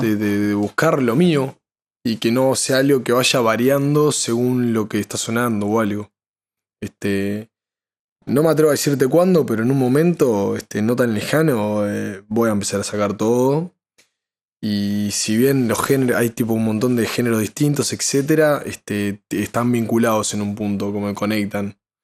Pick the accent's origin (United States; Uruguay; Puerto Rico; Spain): Uruguay; todos salimos de, Uruguay